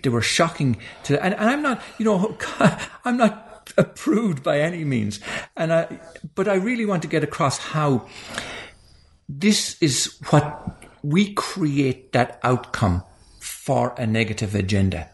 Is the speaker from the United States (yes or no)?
no; Ireland; moved away; when I was growing up in Ireland